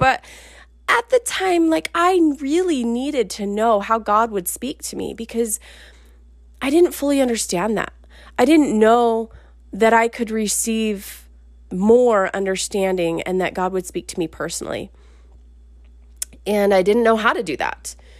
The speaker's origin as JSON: {"language": "English", "town": "Salt Lake City", "region": "Utah", "country": "United States", "tie": "born or raised there", "said": "actually from where I grew up in Salt Lake."}